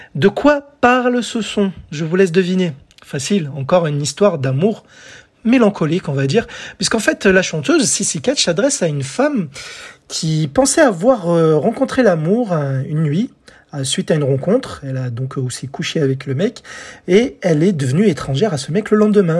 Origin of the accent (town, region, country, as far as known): France